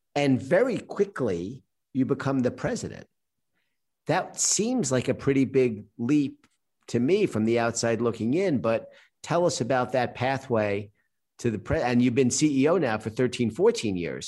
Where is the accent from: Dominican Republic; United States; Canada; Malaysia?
United States; New York; I'm a New Yorker